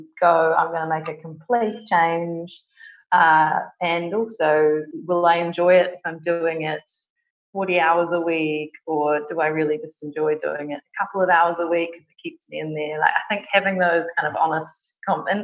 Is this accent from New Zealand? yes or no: yes; New Zealand; moved away as an adult; now in London, United Kingdom; As you can probably tell from my accent, I'm not originally from the UK. I was born in New Zealand and moved over here with my husband nearly 4 years ago